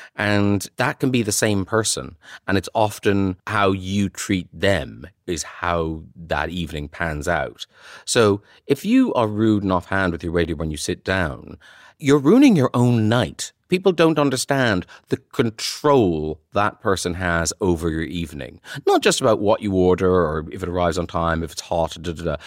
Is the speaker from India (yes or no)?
no; Ireland; moved away; when I was from Ireland